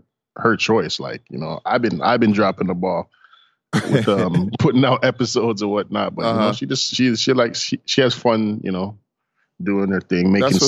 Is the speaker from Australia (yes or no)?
no; Toronto, Ontario, Canada; Yes, I was born. I'm born and raised in Toronto.